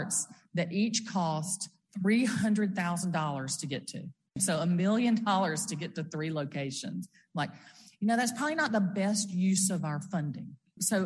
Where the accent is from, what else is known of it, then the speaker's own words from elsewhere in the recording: Brookhaven, Mississippi, United States; I'm from Brookhaven down in southwest Mississippi.